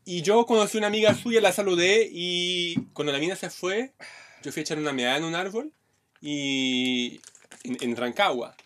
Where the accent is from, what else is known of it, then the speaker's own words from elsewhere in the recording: Brazil; now in Chile; yo soy un brasileño bonito